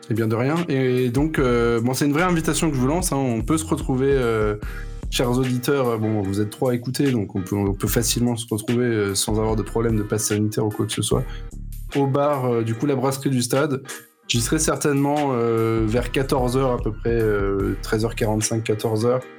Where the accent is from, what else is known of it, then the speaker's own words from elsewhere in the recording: Metz, Grand Est, France; now in Paris, France; moi je suis né à Metz